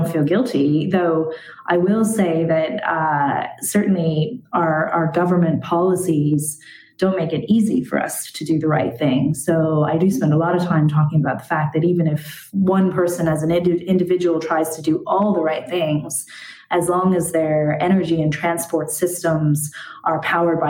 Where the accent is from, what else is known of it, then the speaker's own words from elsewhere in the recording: United States; now in Ireland; I grew up in America